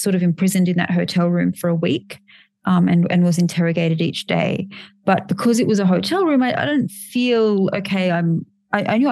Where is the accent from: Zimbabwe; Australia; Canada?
Australia; being an Australian and not an American